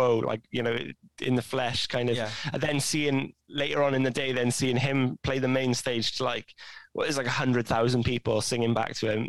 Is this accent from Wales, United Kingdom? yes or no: yes; Pontyclun, Wales, United Kingdom; So when I go home, like every Christmas, I go home to like my local village, a place called Pontyclun